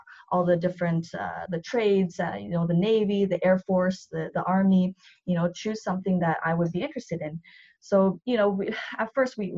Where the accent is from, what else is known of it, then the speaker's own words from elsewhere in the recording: Vancouver, British Columbia, Canada; I was born and raised in Vancouver